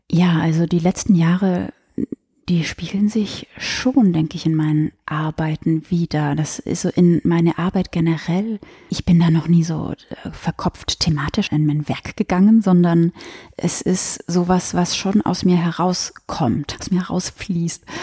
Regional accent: Westallgäu, Bavaria, Germany; ich habe auch bei bei der Westallgäuer Zeitung äh, gearbeitet in meiner Heimatstadt

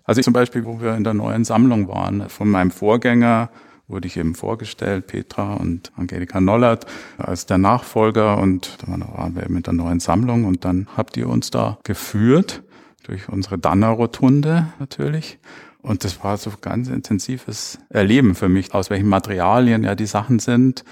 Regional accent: Munich, Bavaria, Germany; ich bin 1960 in München geboren und aufgewachsen

